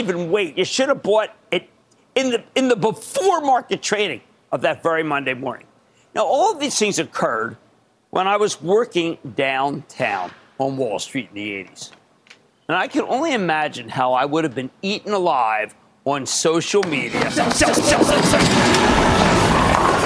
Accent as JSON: {"language": "English", "town": "Philadelphia", "region": "Pennsylvania", "country": "United States", "also_born_or_lived": "New Jersey", "said": "I'm Philadelphian"}